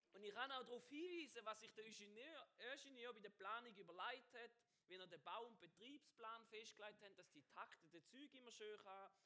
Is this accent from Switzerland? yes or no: yes; Niederhelfenschwil, St. Gallen, Switzerland; bei uns in Niederhelfenschwil